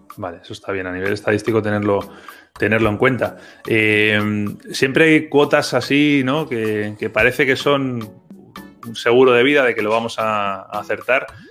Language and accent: Spanish; Spain; los que somos de España